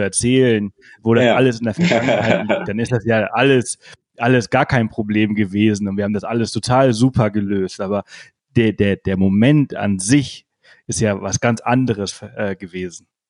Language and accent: German; Spain; moved away; ich bin Spanier, ich bin in Spanien aufgewachsen